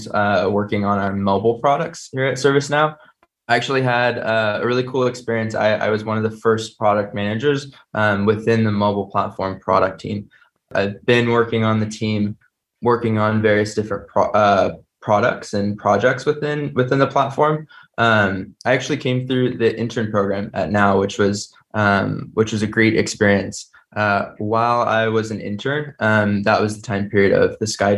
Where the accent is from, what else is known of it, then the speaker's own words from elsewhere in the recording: San Jose, California, United States; also born or lived in Chicago area; I was born and raised in the San Jose area